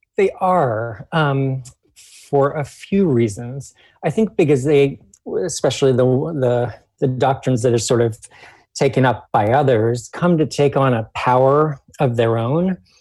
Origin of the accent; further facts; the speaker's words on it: Washington, District of Columbia, United States; people in D.C. are also living in a colony. That's you know my hometown